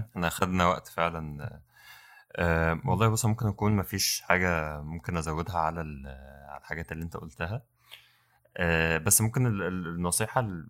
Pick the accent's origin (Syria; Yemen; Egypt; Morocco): Egypt; Mansoura, Dakahlia; احنا من المنصوره